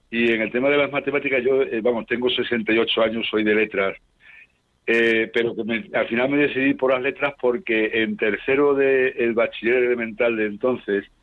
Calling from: Madrid, Community of Madrid, Spain; de Madrid.

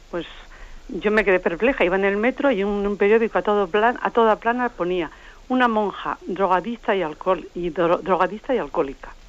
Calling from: Madrid, Community of Madrid, Spain; de Madrid.

